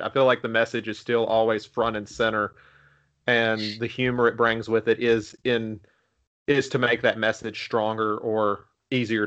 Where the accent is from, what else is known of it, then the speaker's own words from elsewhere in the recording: Virginia, United States; I'm from Virginia